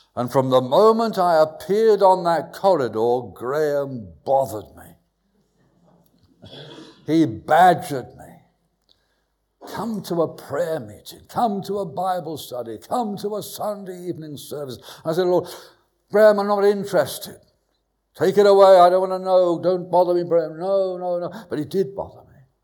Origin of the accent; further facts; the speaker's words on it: London, United Kingdom; moved away as an adult; also born or lived in Bristol / Burnham-on-Sea; Southwest London. Went to school near Wimbledon.